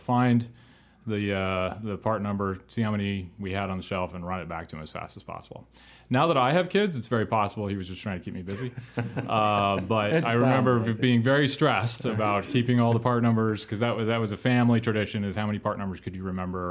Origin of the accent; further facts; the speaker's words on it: Fairbanks, Alaska, United States; moved away; And he took a job in an International dealer in Alaska, in Fairbanks, Alaska, post the pipeline years. And that's where I was born